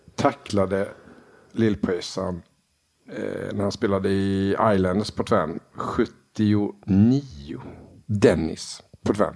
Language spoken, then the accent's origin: Swedish; Småland, Sweden; Jag är smålänning